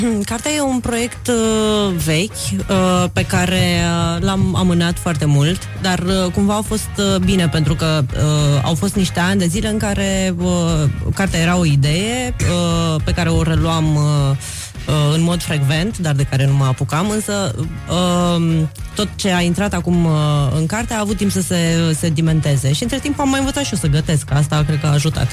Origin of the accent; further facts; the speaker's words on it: Bacău, Bacău County, Romania; moved away; Eu sunt din Moldova